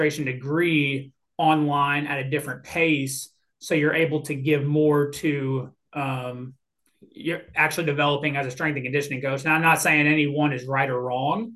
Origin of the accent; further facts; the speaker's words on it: Louisville, Kentucky, United States; moved away as an adult; also born or lived in Florida / Memphis, Tennessee; now in Mississippi, United States; I was a born and raised in Louisville, Kentucky?